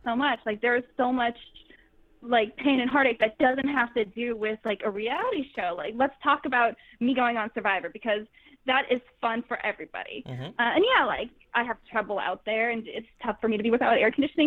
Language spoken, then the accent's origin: English; Worcester, Massachusetts, United States; also born or lived in New York; now in Los Angeles, United States; I'm from Worcester, Massachusetts